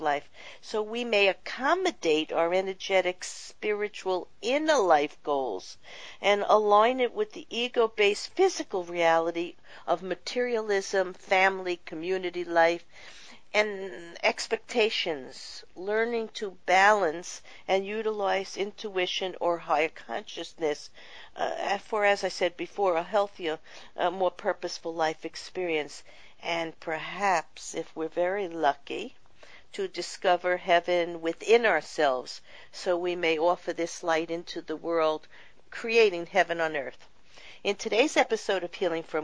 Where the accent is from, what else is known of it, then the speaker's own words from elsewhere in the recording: New York City, New York, United States; I grew up in Brooklyn, New York